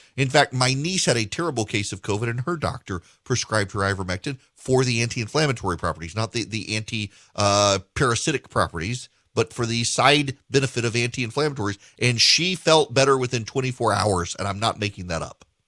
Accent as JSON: {"language": "English", "region": "South Louisiana", "country": "United States", "said": "I'm from South Louisiana"}